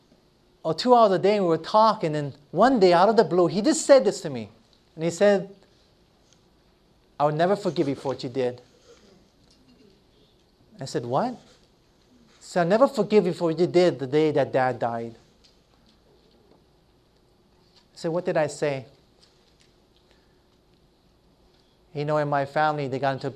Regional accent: Hilo, Hawaii, United States; moved away; back to my hometown where I grew up in Hilo, Hawaii

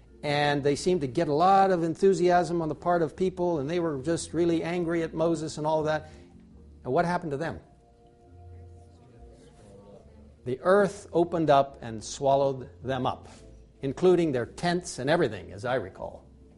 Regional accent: Egypt; I grew up in Egypt, and I know the importance of the Nile River.

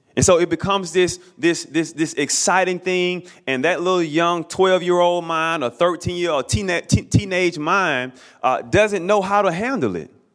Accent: Alabama, United States; I grew up in the state of Alabama, born and raised in Alabama

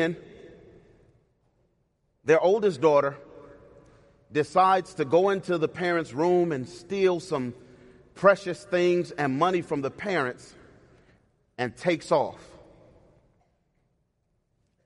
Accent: Cleveland, Ohio, United States; moved away; I was born and raised in Cleveland, Ohio

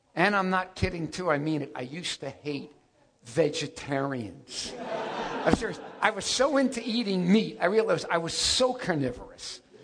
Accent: Miami Beach, Florida, United States; moved away as an adult; I went back home, and I grew up in Miami Beach. And that's where I grew up.

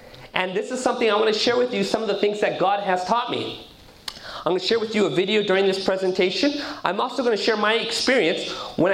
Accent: Southern California, United States; I was born and raised in Southern California. My parents come from Punjab, India

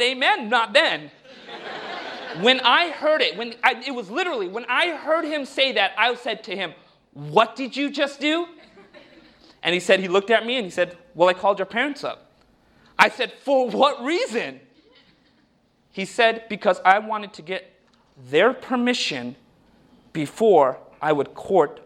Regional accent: United States; when I was growing up in America

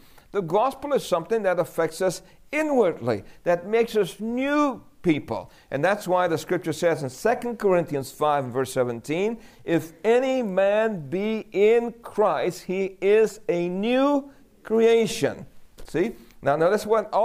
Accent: New York City, New York, United States; we grew up in New York City

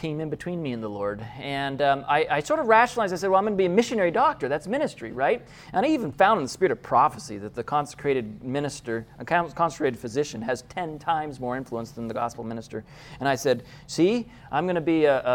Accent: Loma Linda, California, United States; I was born in Loma Linda

